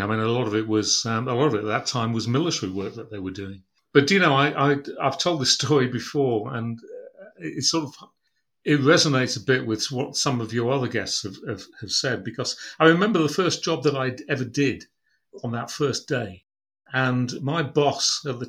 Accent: Brough, Yorkshire and the Humber, United Kingdom; I was born in East Yorkshire, in Brough, on the banks of the River Humber in 1954

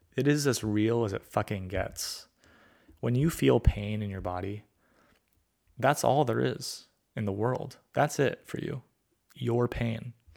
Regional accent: California, United States; I grew up in California where people were from all sorts of backgrounds

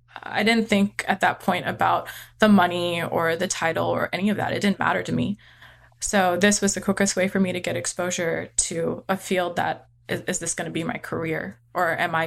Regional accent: California, United States; also born or lived in Texas; I do live, I've been living in Texas. I grew up in California, and my husband and I settled in Texas.

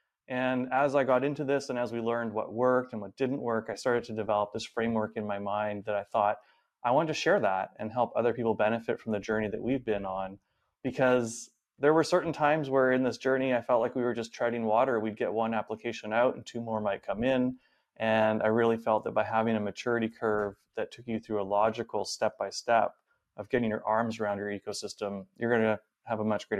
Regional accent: Vancouver, British Columbia, Canada; now in San Francisco Bay Area, United States; So I am originally from Vancouver, Canada, and currently based here in the SF Bay Area.

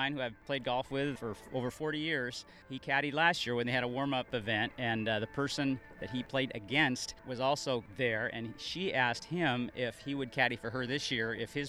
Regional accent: Kent, Washington, United States; I'm from Kent, Washington.

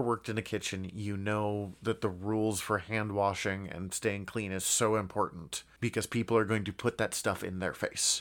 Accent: United States; growing up in America

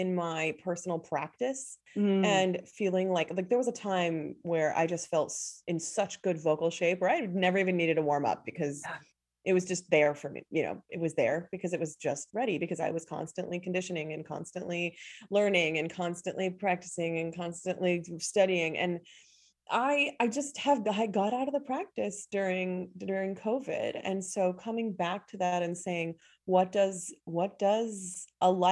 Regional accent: Chicago, Illinois, United States; also born or lived in Morocco / Kabul, Afghanistan / Washington, D.C.; now in St. Thomas, U.S. Virgin Islands; I'm originally from Chicago, Illinois. But I currently live on an island in the Caribbean called St. Thomas

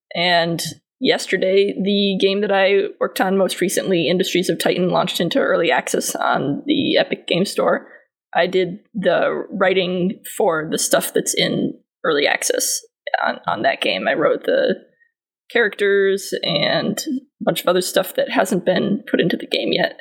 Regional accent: New England, United States; I, grew up in New England

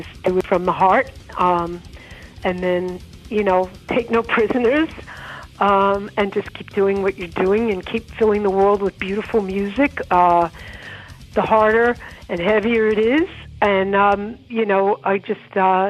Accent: New York City, New York, United States; I grew up in Rockaway

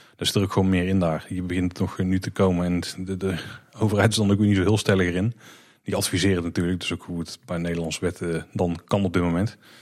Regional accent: Netherlands; als Nederlanders

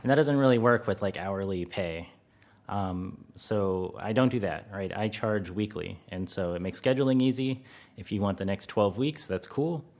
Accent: United States; moved away as an adult; now in Netherlands; being an American

